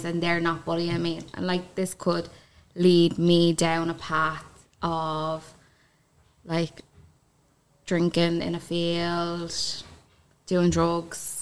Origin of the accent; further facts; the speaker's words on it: Kildare, Leinster, Ireland; I come from Kildare. Country girl.